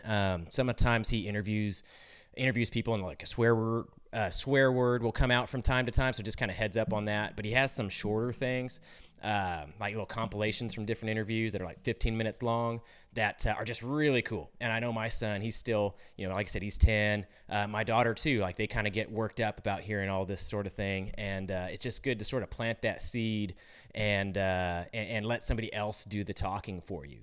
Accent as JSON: {"language": "English", "region": "California", "country": "United States", "moved": "yes", "said": "I'm from California originally"}